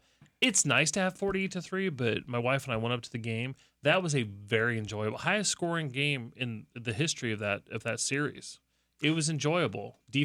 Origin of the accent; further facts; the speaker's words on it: Indiana, United States; moved away; I'm originally from Indiana